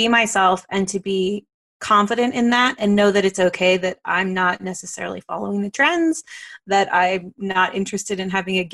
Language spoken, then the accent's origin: English; Dallas, Texas, United States; now in Colorado, United States; I am from North Texas. I'm from the Dallas area